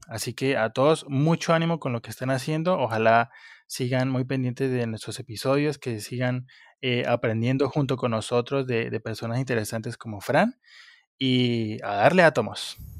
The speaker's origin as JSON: {"language": "Spanish", "town": "Pitalito", "region": "Huila", "country": "Colombia", "said": "municipio de donde yo soy, que se llama Pitalito, al, sur de Colombia"}